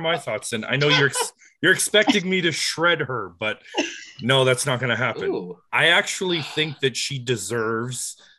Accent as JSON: {"language": "English", "town": "Toronto", "region": "Ontario", "country": "Canada", "said": "I'm from Etobicoke."}